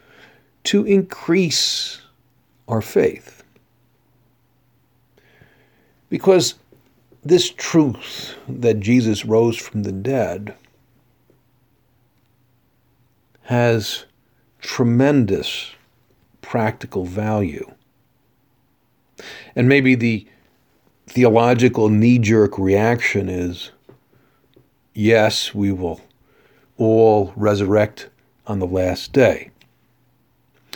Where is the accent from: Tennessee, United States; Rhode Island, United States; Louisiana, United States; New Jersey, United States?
New Jersey, United States; I come from the New York area, grew up in New Jersey